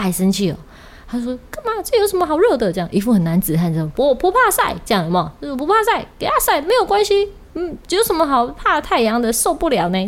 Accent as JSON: {"language": "Chinese", "region": "Kaohsiung", "country": "Taiwan", "accent": "Kaohsiung accent (Taiwanese)", "said": "我真的是一个纯纯正正的高雄人。哦，因为怎么说？我讲的台语就是高雄腔"}